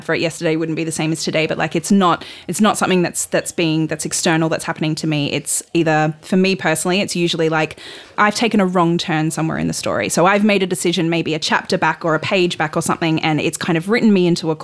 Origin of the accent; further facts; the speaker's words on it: Sunshine Coast, Queensland, Australia; I grew up on the Sunshine Coast